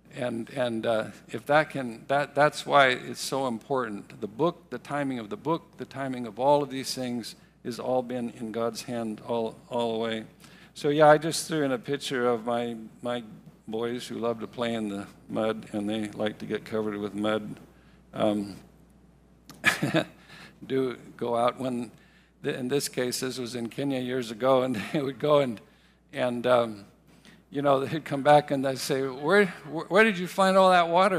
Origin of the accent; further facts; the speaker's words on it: Riverside, California, United States; when I was a young boy growing up in Riverside, which isn't very far from here, uh, from the age of uh, four years old.